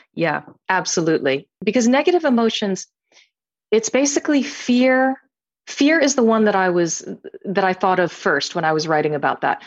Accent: United States; I'm, I'm Chinese American.

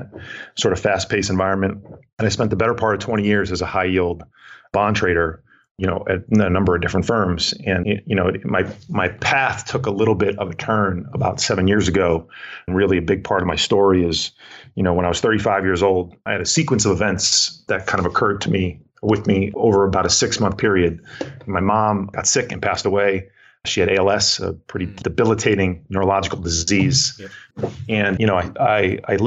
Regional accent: Bergen County, New Jersey, United States; also born or lived in Vermont; Born and raised in New Jersey, Bergen County, New Jersey, just outside of New York City

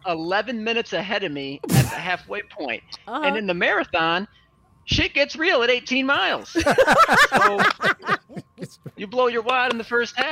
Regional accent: Lake Orion, Michigan, United States; now in Brighton, United States; Right now I'm from Brighton, and I grew up in Lake Orion.

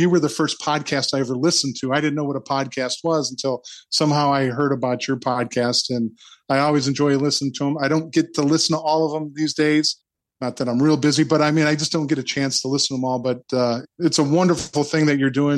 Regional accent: Michigan City, Indiana, United States; also born or lived in Florida; my hometown, Michigan City

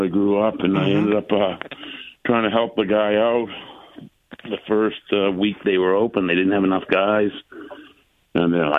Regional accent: New England, United States; I grew up in New England.

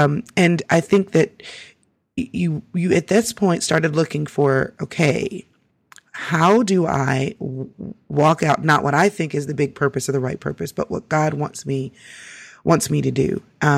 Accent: Texas, United States; And I'm so from Texas, so we just take that to a whole other level.

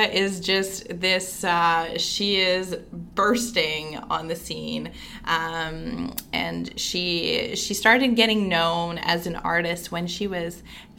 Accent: Manitoba, Canada; now in Ottawa, Canada; Like, I'm from Manitoba, you're from Newfoundland.

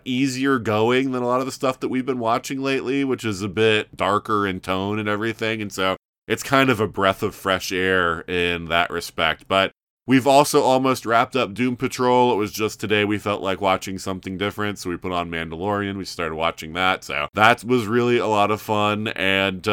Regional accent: Florida, United States; now in Milwaukee, United States; I'm from Florida originally, so everything is cold to me here

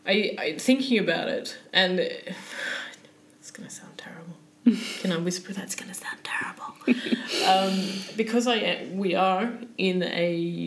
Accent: Sydney, New South Wales, Australia; moved away as an adult; now in Stockholm, Sweden; I come from Sydney, man.

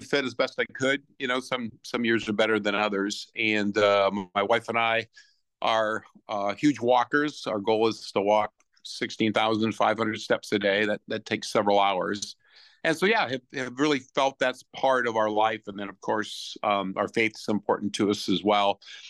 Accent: Iowa, United States; my wife and I grew up in Iowa

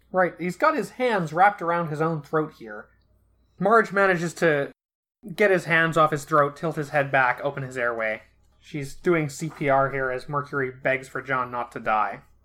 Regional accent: Flint, Michigan, United States; I grew up in Flint. I drink Fago.

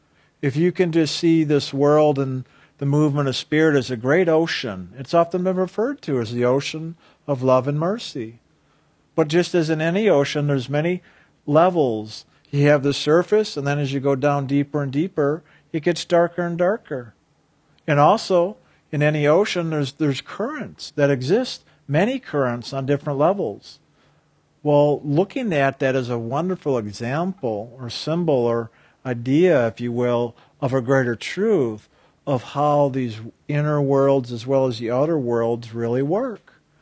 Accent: Lake Michigan, United States; I grew up on the Great Lake, Lake Michigan, and on really stormy days, we'd go swimming because the waves were big and fun to play in there

